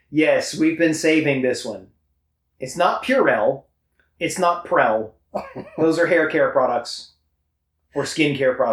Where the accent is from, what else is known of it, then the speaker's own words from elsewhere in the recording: United States; I know, but I'm American. I'm supposed to say that.